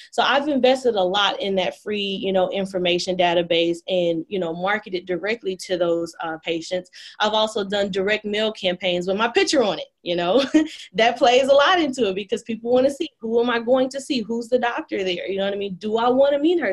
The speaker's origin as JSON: {"language": "English", "town": "Dallas", "region": "Texas", "country": "United States", "tie": "born or raised there", "said": "I was born in Dallas at Parkland, like many of my other Dallas friends, oh. and I grew up in Highland Hills, which is a a little a, like a eastern part of Oak Cliff"}